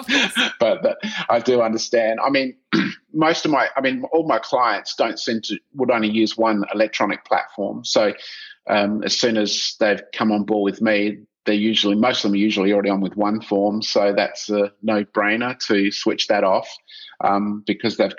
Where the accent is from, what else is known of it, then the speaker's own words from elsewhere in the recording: South Australia, Australia; I'm from South Australia and built my reputation here first